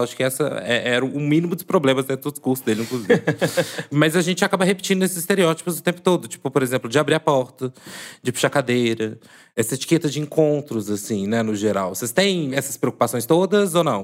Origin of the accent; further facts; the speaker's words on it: Divinópolis, Minas Gerais, Brazil; sou do interior de Minas, já, né, assim, declarei que sou de Divinópolis